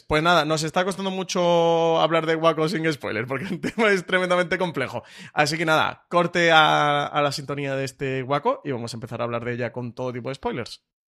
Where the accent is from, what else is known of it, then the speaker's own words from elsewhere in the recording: Spain; nosotros como público español